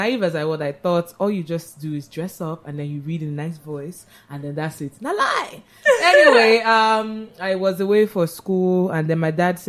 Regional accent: Lagos, Nigeria; also born or lived in Rochester, Michigan, United States; born and bred in Lagos, went to various schools, Pampas, Navy, QC.

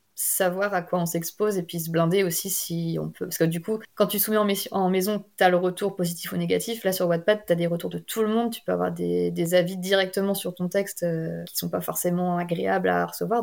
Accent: near Rennes, Brittany, France; born or raised there

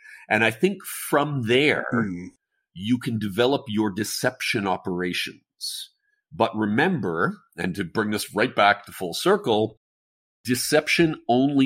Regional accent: Canada; Being the Canadian

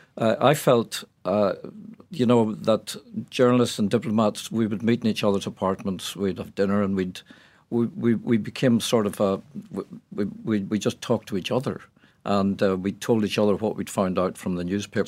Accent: Ireland; I came from Ireland

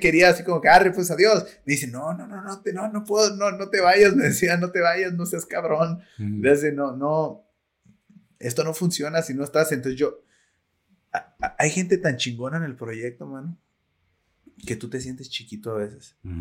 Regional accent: Zapotlanejo, Jalisco, Mexico; yo soy de Zapotlanejo

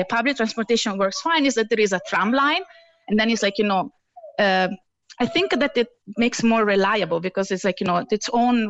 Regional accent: Italy; moved away as an adult; also born or lived in Heidelberg, Germany; now in Cork, Ireland; I'm Italian

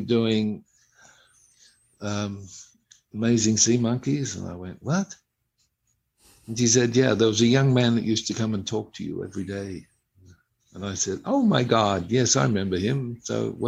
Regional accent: Australia; I'm an Australian

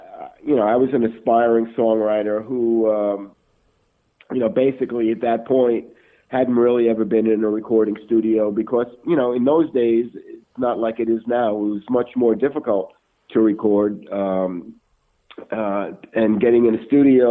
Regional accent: New York City, New York, United States; I was a kid growing up in Brooklyn.

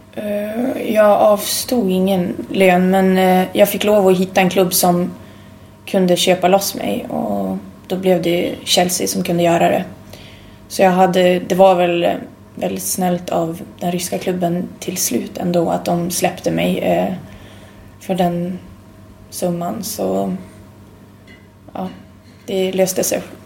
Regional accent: Sweden; moved away as an adult; also born or lived in Umeå; hade jag varit hemma i Sverige

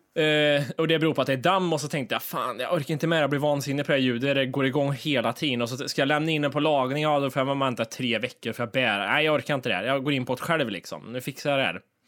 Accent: Kristinehamn, Värmland, Sweden; Kristinehamn, det är liksom där vi växte upp med de här kända alkisarna som var

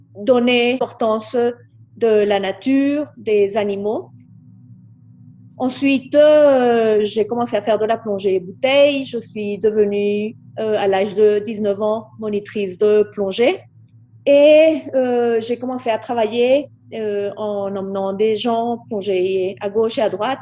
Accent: Colombia; mes frères et moi sommes nés ici en Colombie

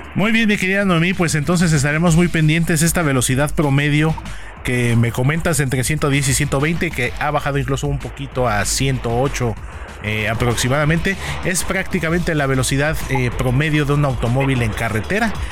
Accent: Mexico; los mexicanos

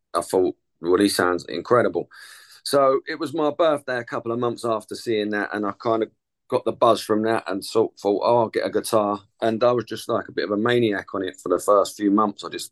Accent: Chingford, London, United Kingdom; also born or lived in Epping; I'm from Chingford. I was born in Epping, but I've spent my whole life living in the same place in Chingford

